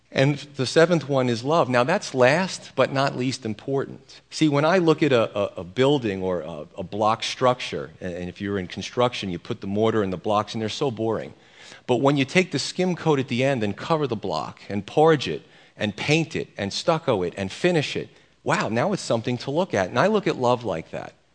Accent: New York, United States; I'm an Italian from New York

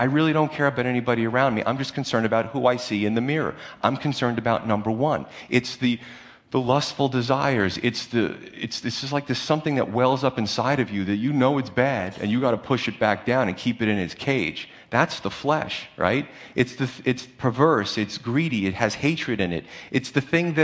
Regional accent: United States; We're just American Christians

